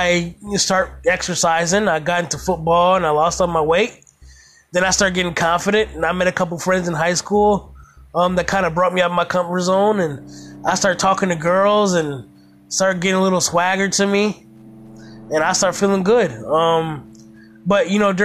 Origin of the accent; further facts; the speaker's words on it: Toledo, Ohio, United States; I grew up in Toledo, Ohio